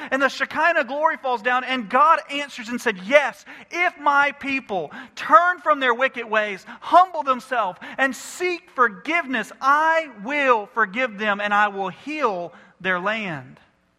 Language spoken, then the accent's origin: English; United States; I'm a Christian before I'm an American.